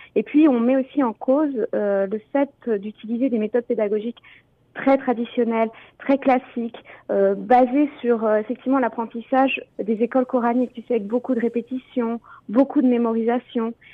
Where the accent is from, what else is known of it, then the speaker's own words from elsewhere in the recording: France; also born or lived in Ontario; now in Canada; je suis française, donc je viens de France